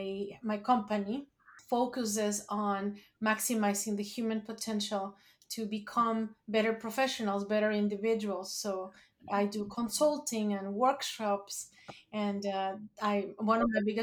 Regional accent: Mexico City, Mexico; moved away as an adult; now in New Jersey, United States; I was born and raised in Mexico City

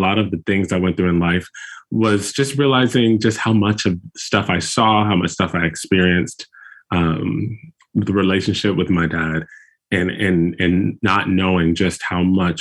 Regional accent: Chicago, Illinois, United States; moved away as an adult; now in Newton, United States; We're originally from Chicago, Chicago

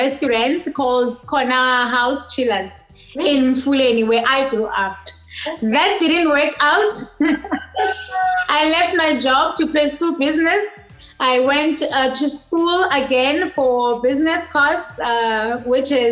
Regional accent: Willowvale, Eastern Cape, South Africa; now in Cape Town, South Africa; I was born in the Eastern Cape. Right. In Willow Vale, to be specific

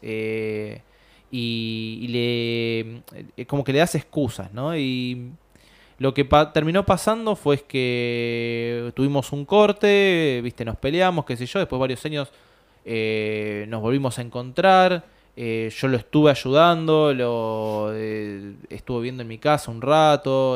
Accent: Buenos Aires, Argentina; yo soy de Caballito

